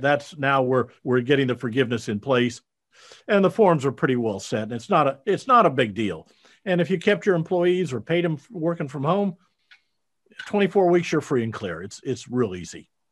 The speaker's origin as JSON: {"language": "English", "region": "Iowa", "country": "United States", "tie": "born or raised there", "moved": "yes", "said": "I grew up in Iowa, you know, uh, out in the Midwest"}